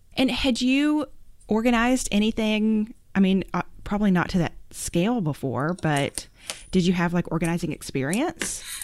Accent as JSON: {"language": "English", "region": "Arkansas", "country": "United States", "tie": "born or raised there", "moved": "yes", "said": "I grew up in Arkansas"}